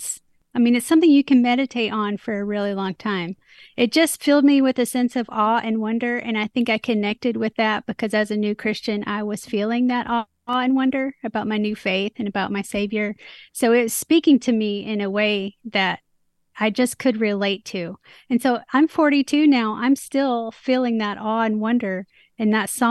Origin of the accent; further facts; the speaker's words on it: Nashville, Tennessee, United States; I'm from Music City